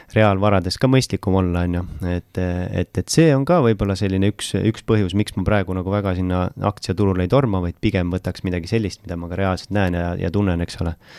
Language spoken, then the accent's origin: Estonian; Pärnu, Pärnu County, Estonia; ma olen Pärnust